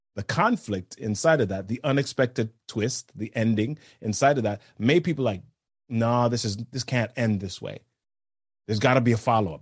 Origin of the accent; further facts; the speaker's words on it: New York City, New York, United States; I grew up in New York City.